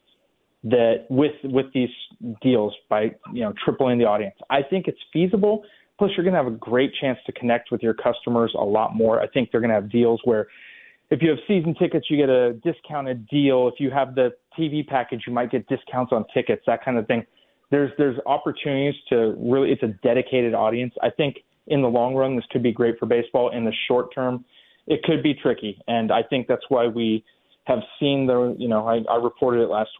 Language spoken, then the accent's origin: English; California, United States; moved away; when I was growing up in California